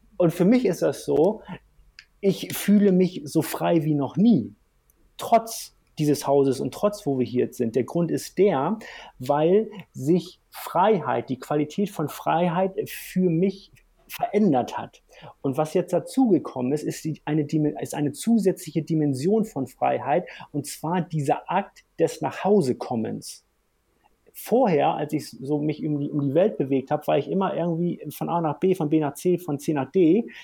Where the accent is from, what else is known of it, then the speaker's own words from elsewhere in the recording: Hamburg, Germany; now in Bavaria, Germany; Ich komme aus Hamburg vom flachen Land